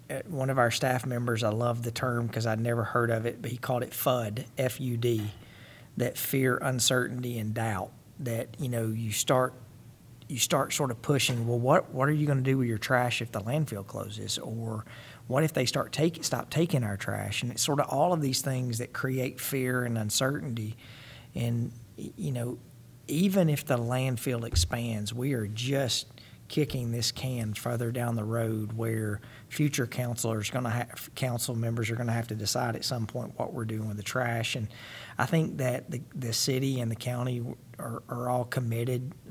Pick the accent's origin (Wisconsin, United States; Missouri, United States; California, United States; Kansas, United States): Missouri, United States; we're from Missouri, we're from the show me state.